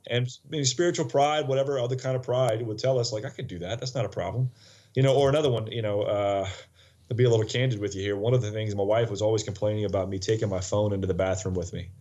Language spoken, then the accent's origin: English; United States; also born or lived in Poland / Lake Charles, Louisiana; I'm American